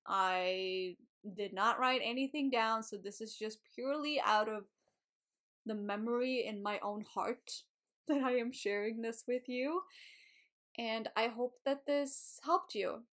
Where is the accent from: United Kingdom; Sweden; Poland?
Sweden; moved away as an adult; So, I was living in Sweden. I was born in Sweden, so I was in Sweden at this time.